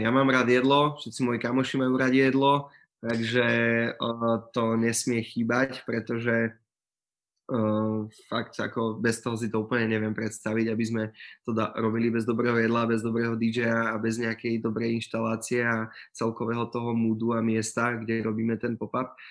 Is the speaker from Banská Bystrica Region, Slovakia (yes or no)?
no; Prievidza, Trenčín Region, Slovakia; also born or lived in Brno; ja som z Prievidze